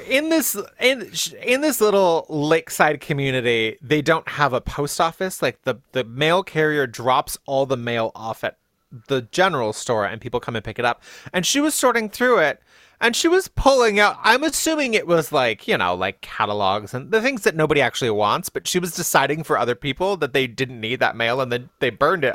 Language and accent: English; Riverside, California, United States; I am from Riverside, which is in the high desert in SoCal